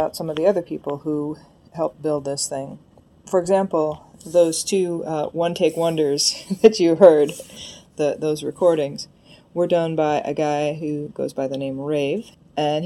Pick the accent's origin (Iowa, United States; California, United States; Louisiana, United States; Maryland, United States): Iowa, United States; moved away as an adult; now in Texas, United States; I grew up in Iowa, traveled around a lot, and now I'm here.